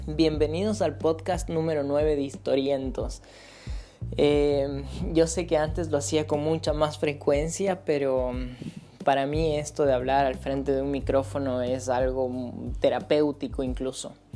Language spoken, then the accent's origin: Spanish; Ecuador; moved away as an adult; regresar a mi país natal, a Ecuador